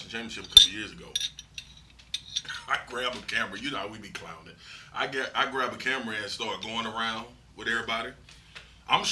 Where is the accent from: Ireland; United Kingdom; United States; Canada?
United States; Baton Rouge, Louisiana; I grew up all over Baton Rouge. Mm-hmm. I grew up in North Baton Rouge